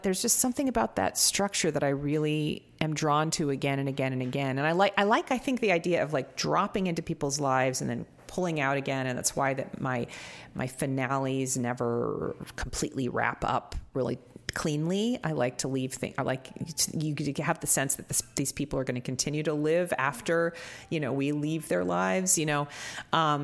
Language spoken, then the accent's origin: English; Seattle, Washington, United States; also born or lived in New York; I grew up in Seattle and then I lived for 10 years in New York, but then I came back and settled down there